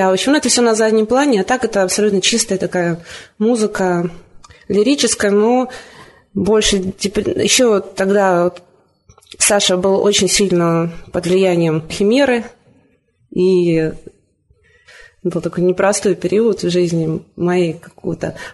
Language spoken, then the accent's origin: Russian; Vitebsk, Vitebsk Region, Belarus; Я приехала из Витебска. В Витебске я ну, всегда была в компании музыкантов, и мне всегда было интересно, ходила на концерты, но Никогда сама не играла.